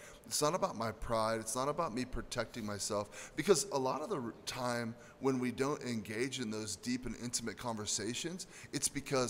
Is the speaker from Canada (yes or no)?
no; United States; especially as American men